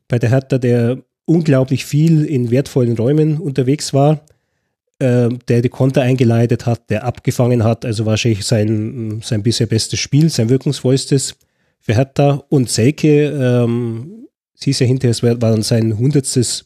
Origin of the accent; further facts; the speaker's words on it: Swabia, Germany; bin ich Schwabe